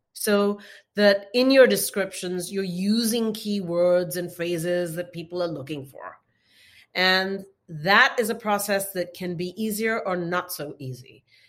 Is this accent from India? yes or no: yes; India; I'm from India